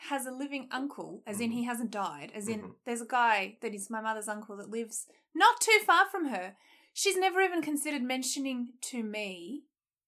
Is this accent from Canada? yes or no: no; Australia; I'm half Serbian. I grew up in Australia.